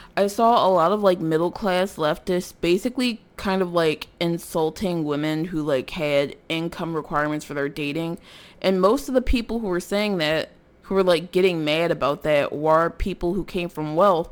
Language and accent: English; Philadelphia, Pennsylvania, United States; I'm from North Philadelphia